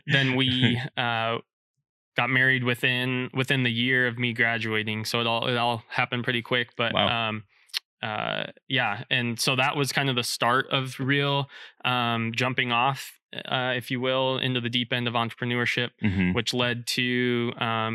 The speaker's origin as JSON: {"language": "English", "town": "Blair", "region": "Nebraska", "country": "United States", "tie": "born or raised there", "moved": "as an adult", "lives_now": "Lincoln, United States", "said": "originally from Blair, Nebraska. So just north of Omaha, my dad was a teacher and coach there at the high school"}